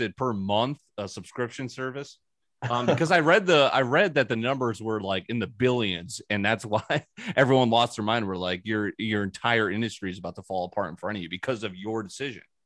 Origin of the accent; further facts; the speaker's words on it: New Canaan, Connecticut, United States; where I grew up in New Canaan, Connecticut